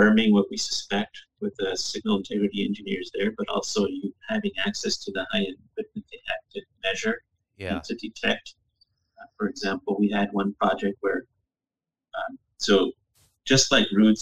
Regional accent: New Mexico, United States; moved away as an adult; also born or lived in Massachusetts; now in New Hampshire, United States; I grew up in New Mexico

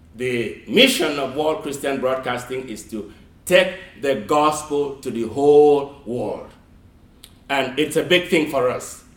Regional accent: Nigeria; now in United States; I grew up in Nigeria. I never ever heard of the word Kwanzaa until I came to America.

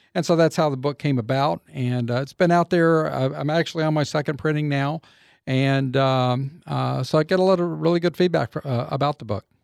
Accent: Waco, Texas, United States; also born or lived in Austin, Texas; I was raised up in Waco, um, so I grew up here in Central Texas

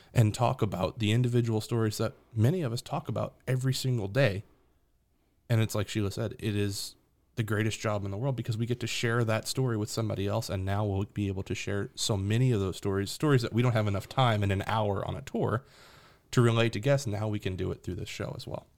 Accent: New Orleans, Louisiana, United States; moved away as an adult; now in Tennessee, United States; I'm from New Orleans. Born and raised in New Orleans, just moved to Tennessee

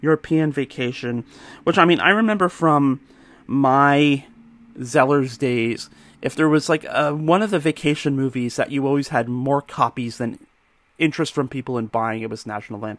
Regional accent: Georgetown, Ontario, Canada; my hometown, Georgetown, just a few kilometers down the road

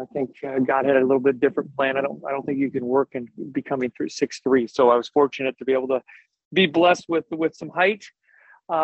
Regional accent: Tinley Park, Illinois, United States; moved away; I'm from Tinley Park, Illinois, which is a south suburb of Chicago

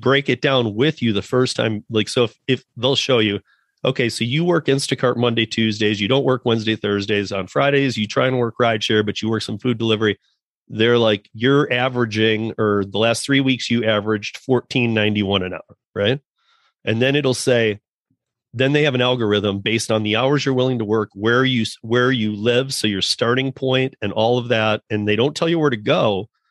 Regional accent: Michigan, United States; I'm from Michigan too

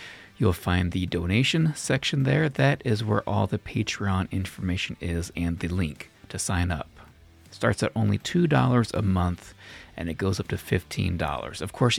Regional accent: Reno, Nevada, United States; in the early 80s, it was the end of the Saturday morning block for me when I grew up in Reno.

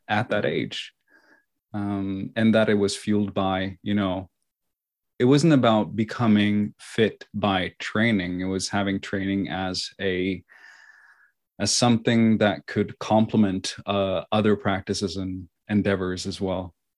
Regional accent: Oslo, Norway; also born or lived in China; I was raised, born and raised here in Oslo, Norway.

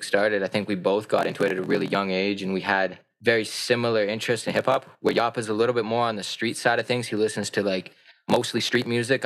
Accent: Calgary, Alberta, Canada; also born or lived in Whitehorse, Yukon / High River, Alberta; I've been in Calgary since like eight years old or 7 years old

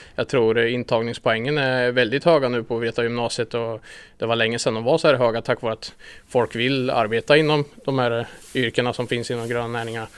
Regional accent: Linköping, Östergötland, Sweden; Vi flyttade hit när jag var sex år var jag väl när jag flyttade hit

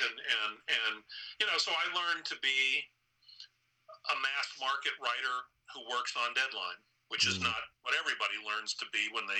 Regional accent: Indiana, United States; moved away as an adult; also born or lived in New York City; I'm from Indiana

